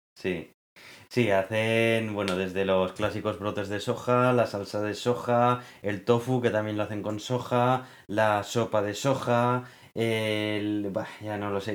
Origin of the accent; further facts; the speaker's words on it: Spain